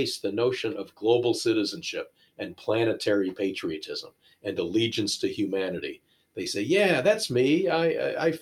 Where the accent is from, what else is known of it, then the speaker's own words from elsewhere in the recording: United States; I'm an American